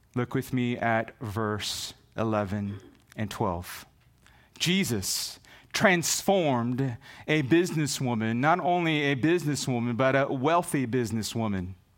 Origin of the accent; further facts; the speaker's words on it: Visayas, Philippines; first language Visayan; English is a second language; moved away; Visaya, my native language. That's why I have a hard time with English.